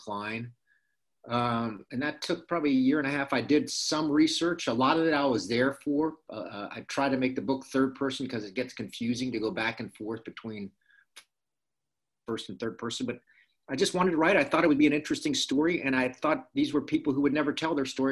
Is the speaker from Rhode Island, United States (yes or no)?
no; Miami, Florida, United States; moved away as an adult; I grew up in Miami, Florida, fishing in canals and playing Little League baseball